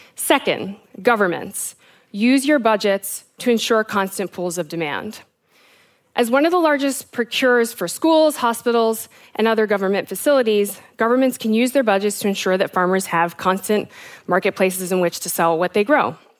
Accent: South Africa; also born or lived in United States; I am South African and American

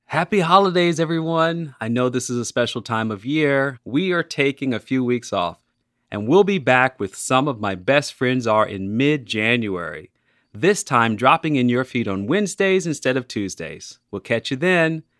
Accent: Chicago, Illinois, United States; moved away as an adult; So I'm a Chicagoan. I love my city, but I haven't lived in Chicago since I was 22 years old

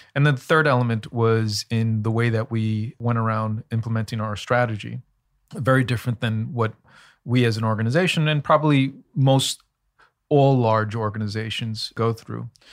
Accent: New York City, New York, United States; also born or lived in Elmhurst, Queens / Bayside, Queens; when I was 10 or 11, we moved from Elmhurst in Queens in New York to Bayside in Queens, seven miles.

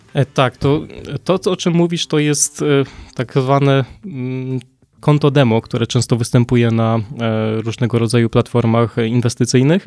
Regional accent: Poland; tutaj się urodziłem

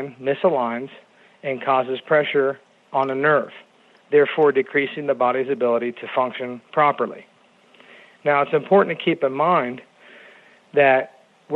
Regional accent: Phoenix, Arizona, United States; also born or lived in Kansas City, Kansas / Spartanburg, South Carolina; I'm from the Phoenix area

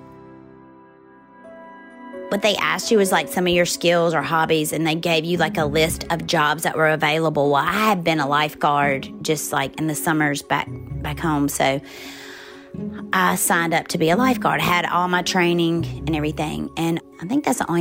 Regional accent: Forest, Mississippi, United States; moved away as an adult; I grew up in Forest, Mississippi

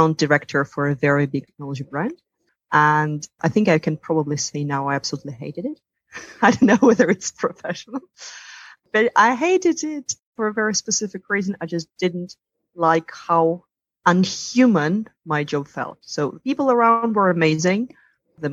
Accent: Russia; moved away as an adult; also born or lived in Italy / New York / London; I come from Russia. I grew up there.

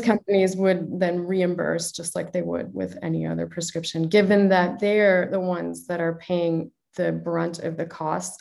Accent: Chicago, Illinois, United States; moved away; also born or lived in Toronto; as you can probably tell from my accent, I'm originally from the US, from Chicago.

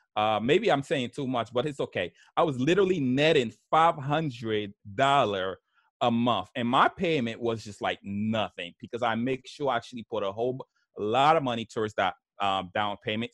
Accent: New York, United States; English is a second language; also born or lived in Haiti; I grew up in New York, in Brooklyn, New York.

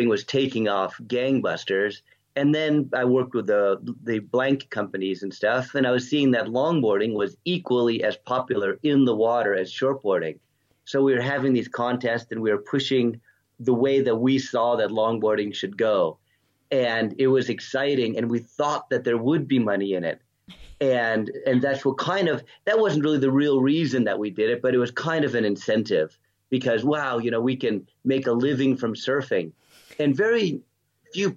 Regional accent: Southern California, United States; moved away as an adult; also born or lived in Redondo Beach, California / Palos Verdes Estates, California; now in Noosa Heads, Australia; I grew up in Southern California and then moved to Australia when I was 33 years old in 1998.

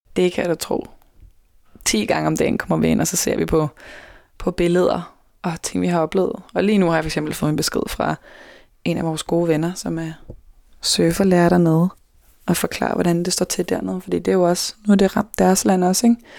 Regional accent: Denmark

